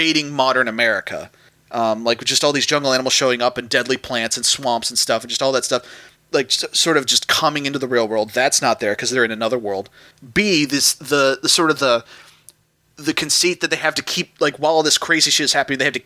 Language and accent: English; United States; I'm an American